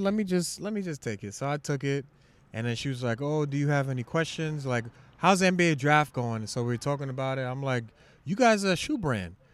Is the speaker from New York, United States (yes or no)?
yes; New York City, New York, United States; I'm from Shaolin